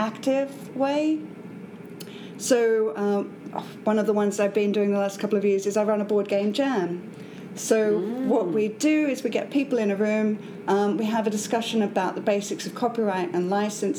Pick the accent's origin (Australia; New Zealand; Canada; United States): Australia; accent: Australian; moved away as an adult; now in Edinburgh, United Kingdom; I'm from Australia.